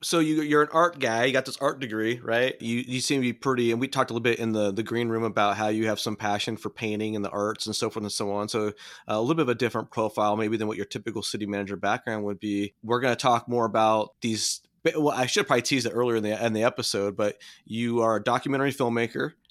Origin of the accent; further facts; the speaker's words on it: Southern California, United States; being born and raised in California, although I'm a Southern California boy